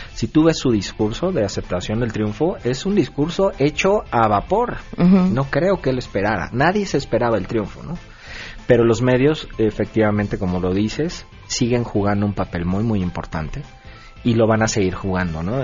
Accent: Mexico; now in Austin, United States; yo había nacido y crecido en México

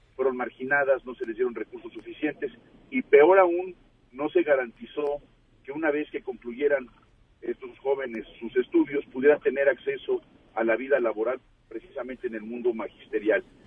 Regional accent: Mexico; nos involucra a todos como mexicanos

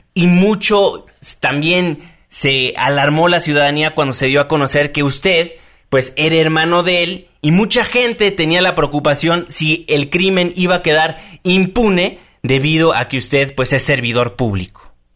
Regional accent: Mexico; como mexicanos

